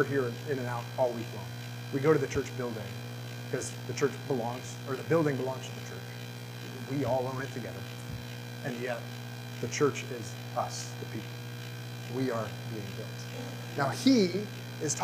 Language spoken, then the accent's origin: English; the South, United States; When I was growing up in the South